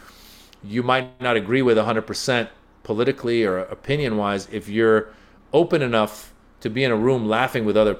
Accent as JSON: {"language": "English", "country": "United States", "tie": "born or raised there", "also_born_or_lived": "Iran", "said": "I was born in Iran, grew up in America"}